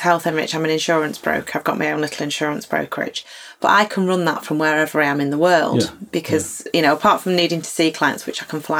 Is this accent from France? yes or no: no; Lymm, North West England, United Kingdom; also born or lived in Stockton Heath; now in Bolton, United Kingdom; I come from Lynn.